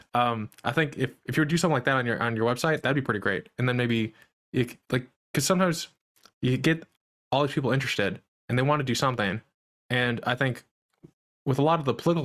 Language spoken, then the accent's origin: English; Midwest, United States; I'm from the Midwest